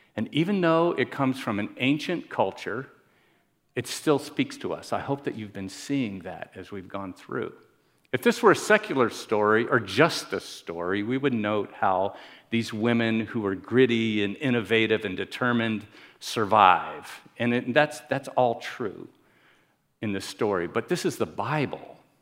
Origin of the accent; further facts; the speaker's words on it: Miami, Florida, United States; I'm from Miami.